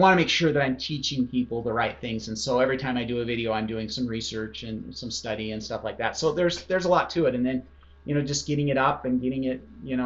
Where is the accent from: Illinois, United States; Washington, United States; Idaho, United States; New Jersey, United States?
Idaho, United States; I grew up in Idaho